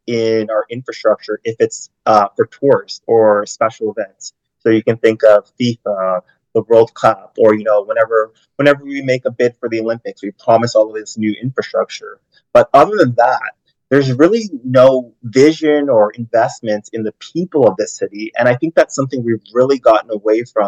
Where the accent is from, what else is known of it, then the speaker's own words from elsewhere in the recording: Toronto, Ontario, Canada; we grew up in Toronto community housing, right at Birchmount and Eglinton